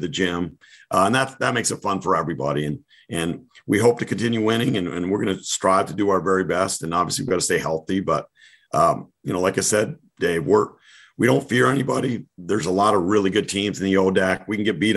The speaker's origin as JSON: {"language": "English", "region": "New England", "country": "United States", "said": "I'm from New England, so I talk a lot about Patriots"}